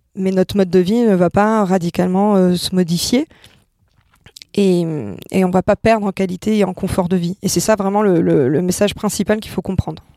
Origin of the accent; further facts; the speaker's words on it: Monaco; now in Angers, France; je suis née, je suis née à Monaco et donc je suis française, donc je viens d'un milieu plutôt aisé